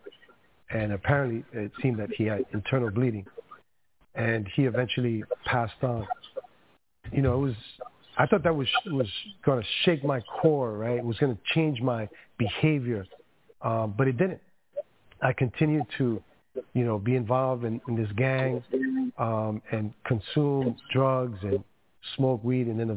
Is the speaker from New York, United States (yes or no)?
yes; New York City, New York, United States; first language Spanish; English is a second language; also born or lived in Dominican Republic; I was raised in Queens, New York. My parents are from the Dominican Republic.